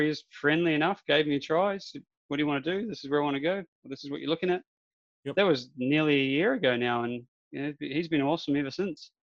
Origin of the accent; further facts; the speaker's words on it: Darwin, Northern Territory, Australia; I am from Darwin